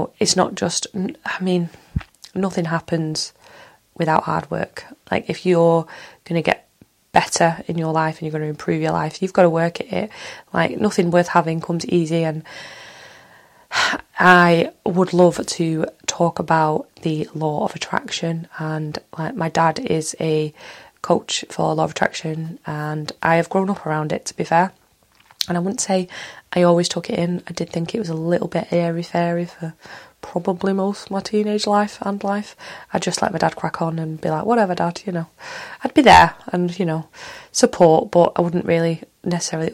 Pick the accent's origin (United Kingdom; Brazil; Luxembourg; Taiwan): United Kingdom; Manchester, North West England; accent: Mancunian; I am from Manchester, Earl and born Manchester